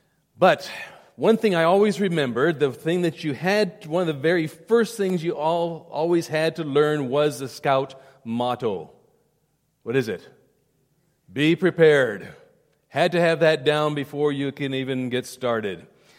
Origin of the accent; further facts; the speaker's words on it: South India, India; When I was growing up in India, in boarding school up in the beautiful mountains of South India, 7,000 feet in the mountains